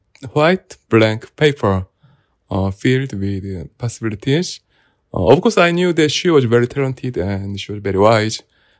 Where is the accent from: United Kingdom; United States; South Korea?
South Korea; I'm Korean.